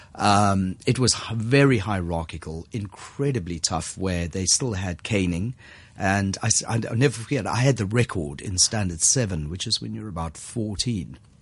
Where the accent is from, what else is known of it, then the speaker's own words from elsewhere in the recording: South Africa; moved away as an adult; now in Hong Kong; Born and raised in South Africa